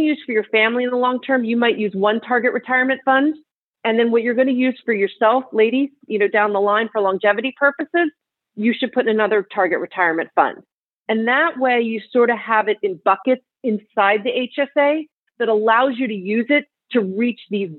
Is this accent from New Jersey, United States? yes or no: yes; New Jersey, United States; now in California, United States; I'm from New Jersey and I live in California